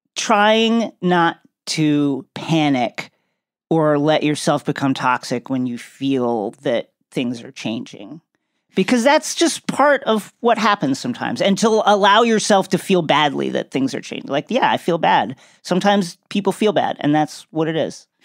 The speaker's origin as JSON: {"language": "English", "area": "Long Island", "region": "New York", "country": "United States", "tie": "born or raised there", "also_born_or_lived": "Brooklyn, New York", "moved": "as an adult", "lives_now": "Los Angeles, United States", "said": "growing up in New York, I'm born and raised"}